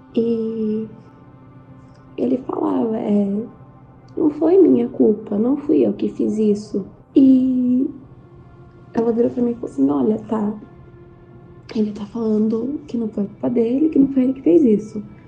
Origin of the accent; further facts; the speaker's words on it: interior of São Paulo, Brazil; eu sou do interior de São Paulo